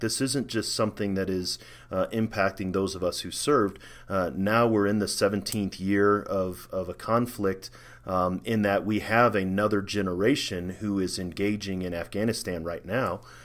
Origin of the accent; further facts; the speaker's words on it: St. Louis, Missouri, United States; moved away as an adult; also born or lived in Germany / Maryland / Colorado; I'm from St. Louis, Missouri. That's where I grew up. I have a hometown.